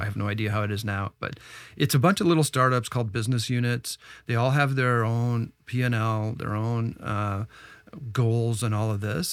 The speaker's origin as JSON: {"language": "English", "town": "Ottawa", "region": "Ontario", "country": "Canada", "tie": "born or raised there", "also_born_or_lived": "Silicon Valley", "moved": "yes", "lives_now": "Toronto, Canada", "said": "I'm Canadian, I grew up in Ottawa"}